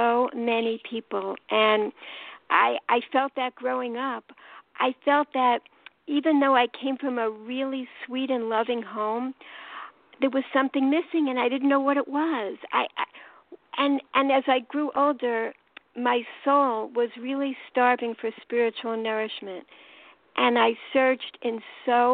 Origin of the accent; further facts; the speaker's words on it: New York City, New York, United States; accent: New York; now in Baltimore, United States; I'm calling from Baltimore, Maryland, and I'm from New York, as you could tell from my accent